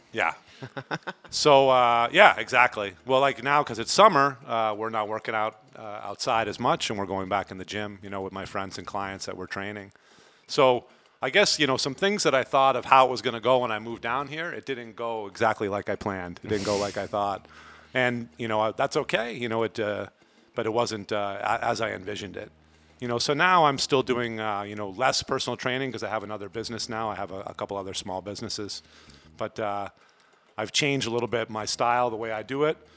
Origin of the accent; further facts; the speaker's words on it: Vermont, United States; moved away as an adult; now in Playa del Carmen, Mexico; I am from Vermont in the United States